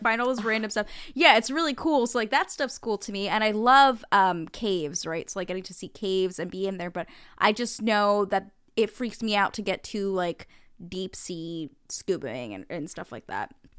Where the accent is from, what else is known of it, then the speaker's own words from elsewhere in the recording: New Jersey, United States; I am from New Jersey